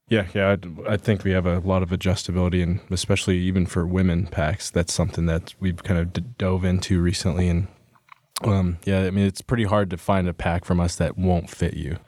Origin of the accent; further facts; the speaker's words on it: Pueblo West, Colorado, United States; I'm from Colorado. Uh, grew up in southern Colorado, down in, uh, Pueblo West